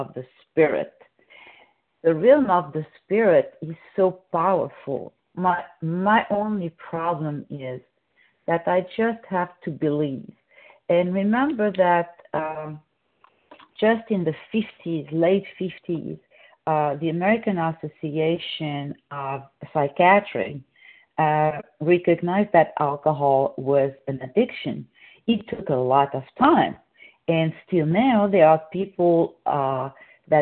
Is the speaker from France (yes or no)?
yes; France; moved away; I'm from France